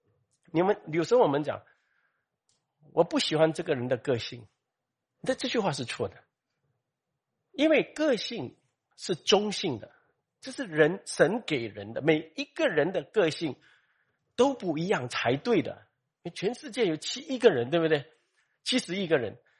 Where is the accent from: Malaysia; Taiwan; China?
Malaysia; 呃，你是中国人，我是马来西亚人哦，我是马来西亚，你是新加坡人啊